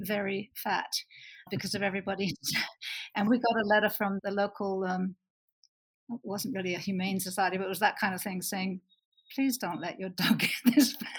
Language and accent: English; Bristol, South West England, United Kingdom; moved away as an adult; also born or lived in London / Canada; now in Utah, United States; I grew up in Bristol, worked for a number of years in London, and uh, moved to Canada and then America